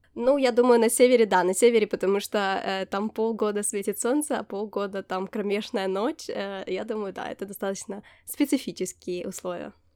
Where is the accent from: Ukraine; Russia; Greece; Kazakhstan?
Ukraine; also born or lived in Poland; now in Norway; я из Украины